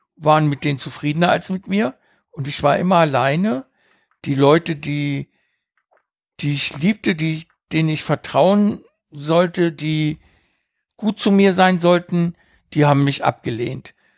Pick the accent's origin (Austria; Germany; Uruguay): Uruguay; moved away; Ich bin ja auf einer Farm aufgewachsen in Uruguay